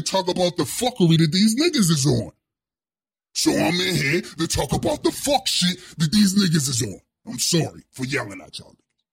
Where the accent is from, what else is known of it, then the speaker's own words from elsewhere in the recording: Pittsburgh, Pennsylvania, United States; Steel City, Pittsburgh, Pennsylvania. That's where I'm from.